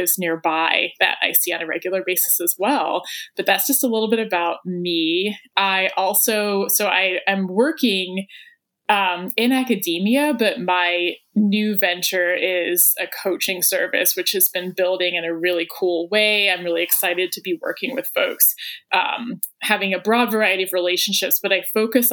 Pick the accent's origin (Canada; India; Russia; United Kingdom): United Kingdom; England; now in Athens, United States; I am based in Athens, Georgia, and I'm from England originally